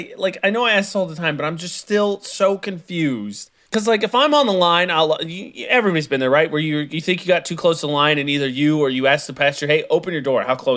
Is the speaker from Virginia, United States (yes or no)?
no; Indiana, United States; You know, when I was... born and raised in Indiana, right?